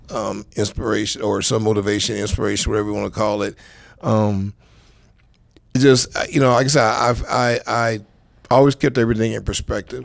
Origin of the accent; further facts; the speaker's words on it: Los Angeles, California, United States; I'm from Saw Central Los Angeles